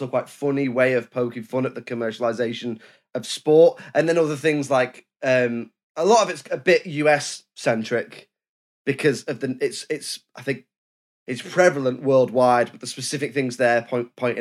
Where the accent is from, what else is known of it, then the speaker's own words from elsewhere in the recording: United Kingdom; I'm British